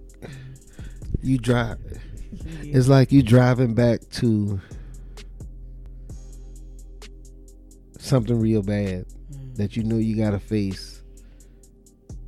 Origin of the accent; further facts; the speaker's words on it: Charleston, United States; I was from Charleston